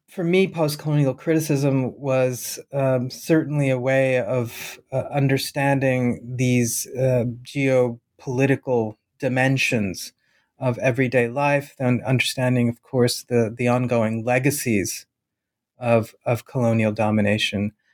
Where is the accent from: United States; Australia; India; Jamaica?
India; Bhopal, Madhya Pradesh; moved away; to my hometown, to the town that I was born in, Bhopal